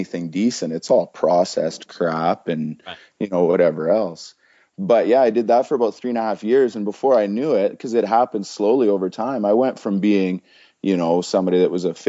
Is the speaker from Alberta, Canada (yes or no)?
yes; Red Deer, Alberta, Canada; also born or lived in Edmonton; I moved back to my hometown, Red Deer